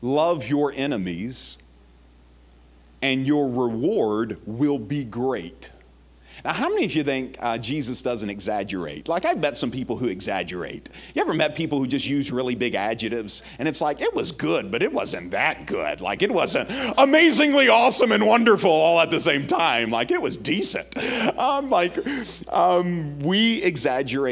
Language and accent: English; Jackson, Mississippi, United States; I'm from Jackson, Mississippi